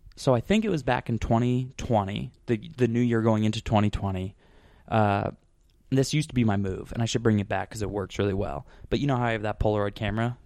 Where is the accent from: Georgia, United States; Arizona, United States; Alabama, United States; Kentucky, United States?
Arizona, United States; Scottsdale; moved away; I'm from Scottsdale